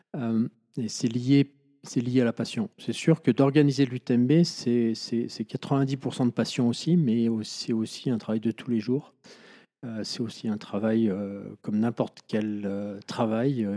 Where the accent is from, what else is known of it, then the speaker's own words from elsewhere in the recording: Chamonix, Auvergne-Rhône-Alpes, France; also born or lived in Bonneville; J'ai fait ma sixième ici à Chamonix et en fait, après, je suis parti au lycée de Bonneville, à 60 km d'ici.